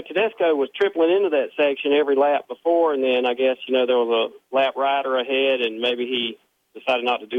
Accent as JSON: {"language": "English", "region": "East Coast", "country": "United States", "said": "I'm from the East Coast"}